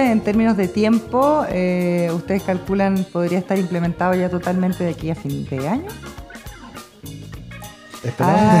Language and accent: Spanish; Osorno, Los Lagos, Chile; moved away; yo soy nací y en Osorno